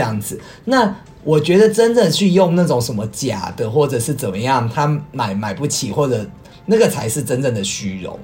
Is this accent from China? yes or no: no; Taiwan; 所以回到我们台湾这边呢